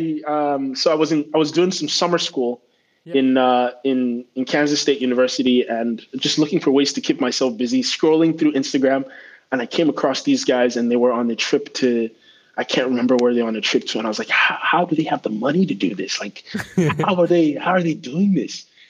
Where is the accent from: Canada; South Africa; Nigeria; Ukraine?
Nigeria; Abuja, Federal Capital Territory; moved away as an adult; also born or lived in Kwara, Nigeria; now in United States; I grew up in Abuja, is the federal capital